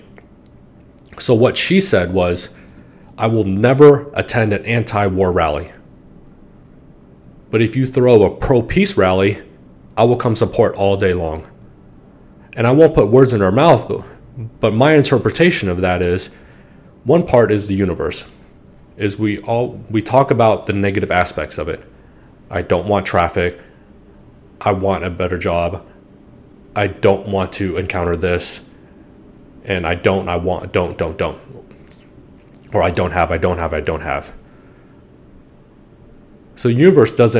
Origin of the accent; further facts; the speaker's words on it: United States; I'm Asian American.